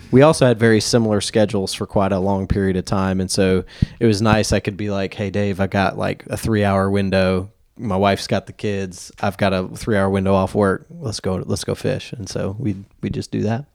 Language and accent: English; Nashville, Tennessee, United States; now in Black Mountain, United States; born and raised in Nashville